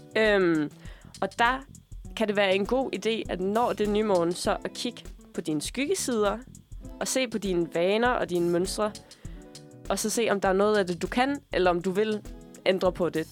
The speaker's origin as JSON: {"language": "Danish", "country": "Denmark", "tie": "born or raised there", "moved": "yes", "said": "da jeg boede hjemme i Sønderland"}